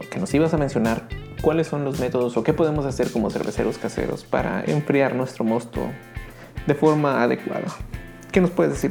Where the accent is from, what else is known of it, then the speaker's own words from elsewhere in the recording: Baja California Sur, Mexico; born there; Yo nací en California Sur, entonces cuando iba con mis tíos allá, un saludo.